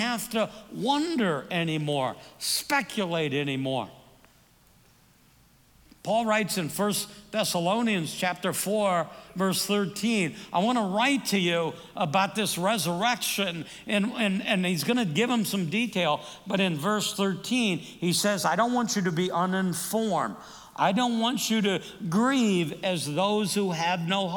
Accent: Davenport, Iowa, United States; now in Phoenix, United States; I'm from Davenport, Iowa, and I use that all the time. If somebody says, where are you from? I will almost always, even if I'm going to answer Phoenix, I'll say, I was born in Iowa

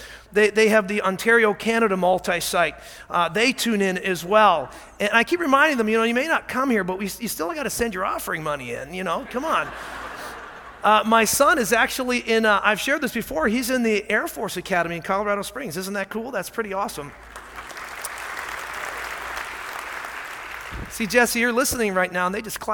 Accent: Scotland, United Kingdom; I am Scottish

